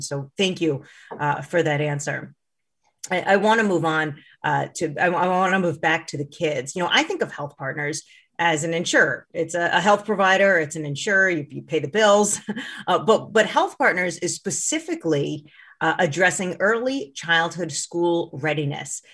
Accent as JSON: {"language": "English", "region": "Minnesota", "country": "United States", "said": "as a Minnesotan"}